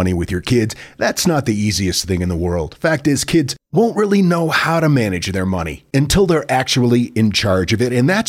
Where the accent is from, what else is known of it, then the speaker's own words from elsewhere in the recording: North Carolina, United States; I grew up in Eastern North Carolina. I'm 61 now, and I live in the house that my grandparents raised three children in, including my father.